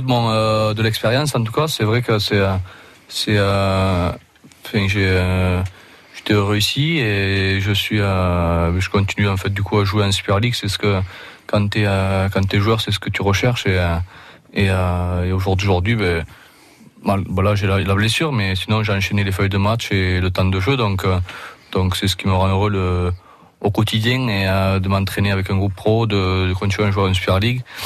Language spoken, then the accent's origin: French; Roussillon, Occitania, France; accent: accent d'ici (local Roussillon accent); moved away as an adult; now in England; J'ai gardé mon accent d'ici quand même